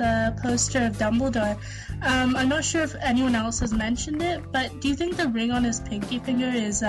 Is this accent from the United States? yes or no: no; Canada; I'm from Canada.